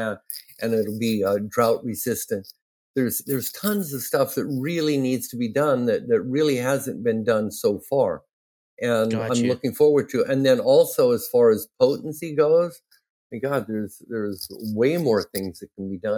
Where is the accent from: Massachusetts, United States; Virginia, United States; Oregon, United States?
Oregon, United States; Ontario; my hometown, Ontario, Oregon